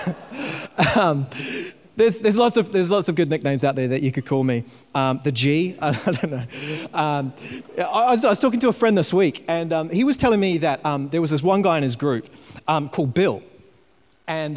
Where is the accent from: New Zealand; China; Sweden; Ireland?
New Zealand; I was growing up in New Zealand, and I was about 17 years old